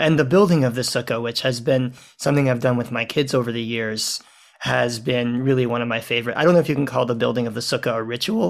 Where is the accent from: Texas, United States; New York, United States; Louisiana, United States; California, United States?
Louisiana, United States; New Orleans; My hometown.